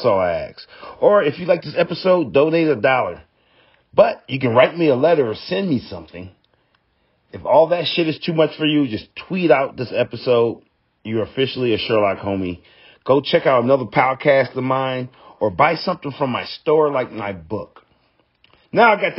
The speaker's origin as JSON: {"language": "English", "country": "United States", "said": "I'm American"}